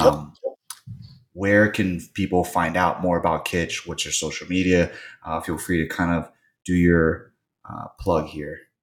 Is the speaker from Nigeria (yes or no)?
no; Virginia, United States; I'm from Virginia